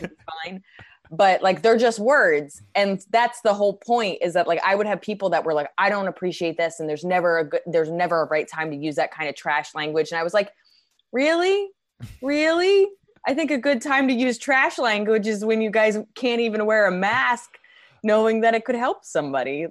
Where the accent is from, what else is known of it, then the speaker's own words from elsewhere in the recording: New Jersey, United States; now in New York, United States; I grew up in Jersey, I'm from New York